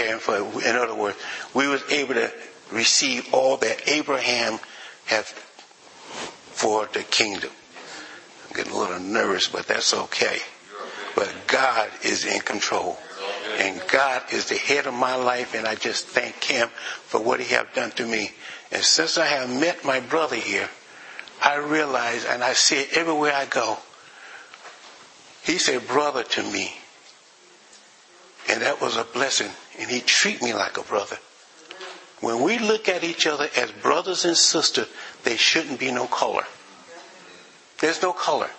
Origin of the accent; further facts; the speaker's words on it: the South, United States; moved away; I grew up in the South